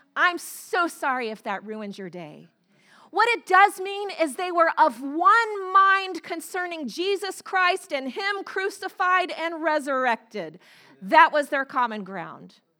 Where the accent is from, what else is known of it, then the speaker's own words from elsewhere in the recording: the South, United States; moved away as an adult; I grew up in the South, in the Bible, Bible Belt